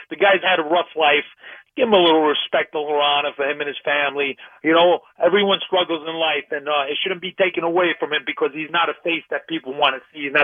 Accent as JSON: {"language": "English", "town": "New York City", "region": "New York", "country": "United States", "tie": "born or raised there", "said": "growing up in New York City in the Bronx"}